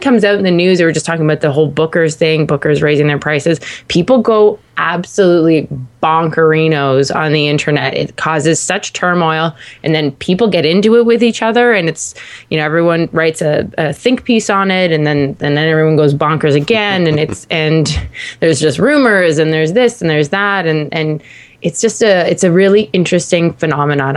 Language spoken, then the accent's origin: English; Canada; being like a Canadian